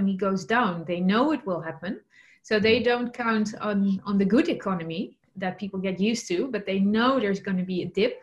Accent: Netherlands; English is a second language; moved away; I'm originally from the Netherlands

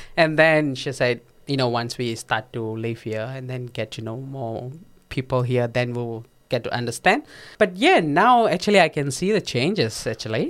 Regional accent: Perak, Malaysia; first language Tamil; English is a second language; moved away as an adult; now in Gold Coast, Australia; I grew up in Malaysia

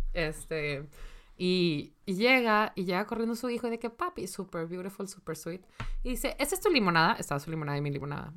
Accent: Monterrey, Nuevo León, Mexico; si soy de Monterrey

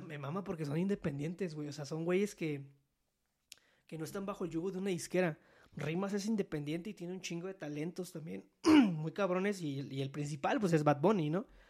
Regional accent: Veracruz, Mexico; moved away; yo soy de Veracruz.

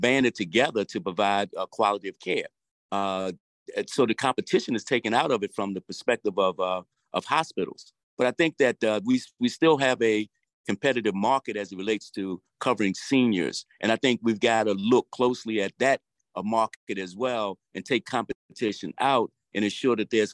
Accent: Baltimore, Maryland, United States; I grew up in West Baltimore

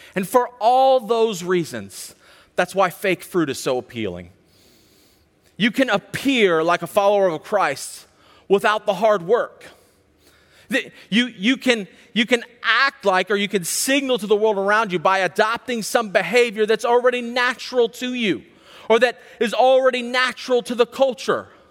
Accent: Charlottesville, Virginia, United States; I grew up in Central Virginia, right outside of Charlottesville

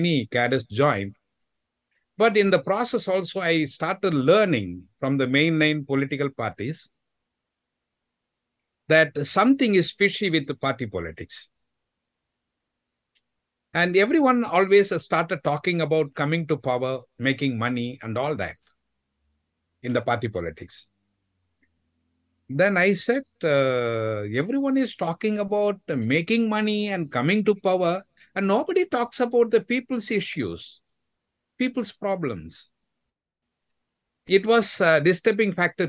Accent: Chennai, Tamil Nadu, India; from Chennai, the capital city of Tamil Nadu state in India.

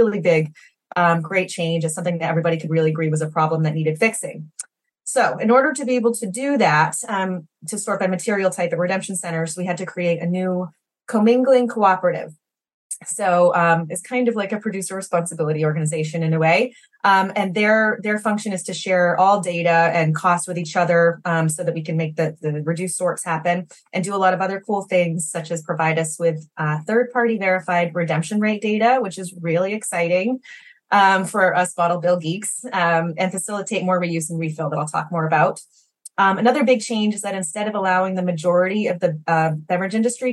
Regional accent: Maine, United States; I grew up here in Maine

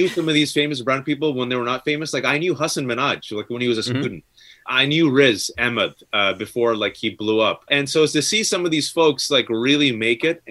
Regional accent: Bay Area, California, United States; I grew up this kid in the Bay Area

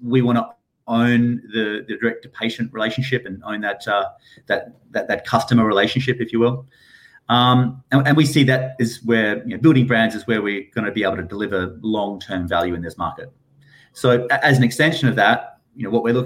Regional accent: Perth, Western Australia, Australia; moved away as an adult; now in United Kingdom; I'm from Perth in Western Australia.

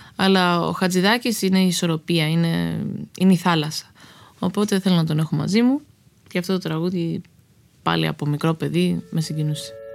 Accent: Karpenisi, Central Greece, Greece; moved away as an adult; also born or lived in Athens / Lamia / New York / Los Angeles; now in Spetses, Greece; εγώ μεγάλωσα στο Καρπενήσι

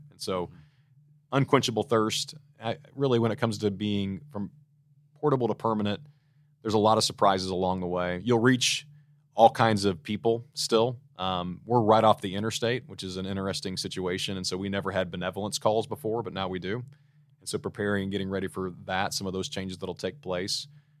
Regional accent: Missouri, United States; It's a great place to live, and so I'm from Missouri, and so I'm a lifer, love the place.

